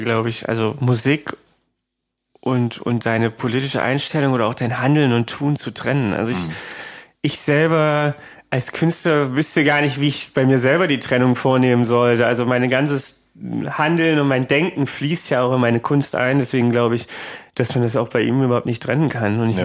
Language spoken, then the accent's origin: German; Creuzburg, Thuringia, Germany; moved away as an adult; also born or lived in Eisenach; now in Berlin, Germany; bei uns in Eisenach, also das war die nächstgrößere Stadt von Kreuzburg, die war so zehn Kilometer weg